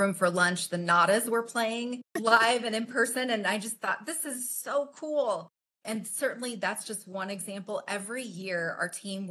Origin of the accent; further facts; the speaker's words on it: Creston, Iowa, United States; So I grew up in Creston, so small town, southwestern Iowa